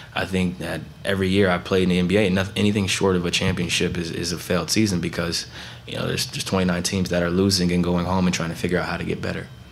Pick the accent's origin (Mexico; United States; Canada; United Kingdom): United States; Canton, Ohio; moved away as an adult; now in Portland, United States; growing up in Canton, Ohio